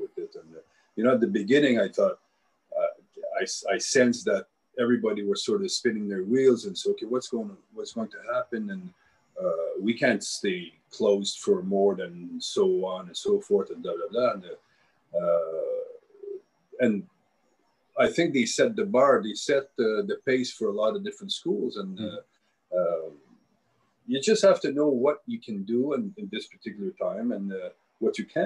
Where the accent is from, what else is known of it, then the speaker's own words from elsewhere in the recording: New Brunswick, Canada; now in Ottawa, Canada; I'm Acadian, I come from New Brunswick